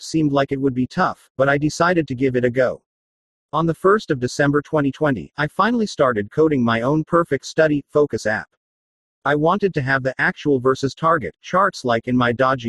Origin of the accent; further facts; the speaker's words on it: Australia; Australia, my home country